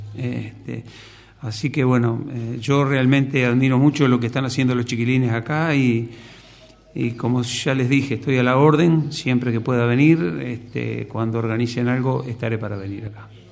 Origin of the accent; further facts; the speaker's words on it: Montevideo, Uruguay; Yo nací en Montevideo, eh, ahí en el barrio, cerca del barrio Villa Española, cerca del Mercado Modelo, que es donde vivo